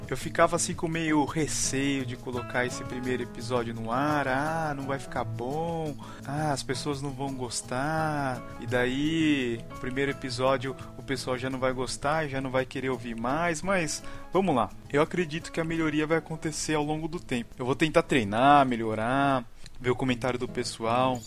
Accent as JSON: {"language": "Portuguese", "region": "São Paulo", "country": "Brazil", "tie": "born or raised there", "also_born_or_lived": "Canada", "moved": "yes", "lives_now": "Curitiba, Brazil", "said": "eu nasci em São Paulo e em 2000 eu mudei aqui para Curitiba"}